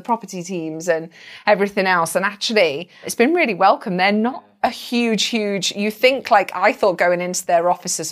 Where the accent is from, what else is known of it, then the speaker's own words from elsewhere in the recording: United Kingdom; I'm British